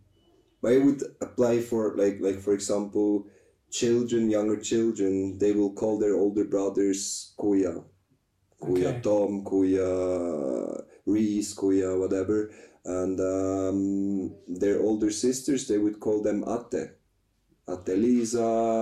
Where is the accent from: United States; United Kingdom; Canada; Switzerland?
Switzerland; I'm from Switzerland, and I'm 40 years old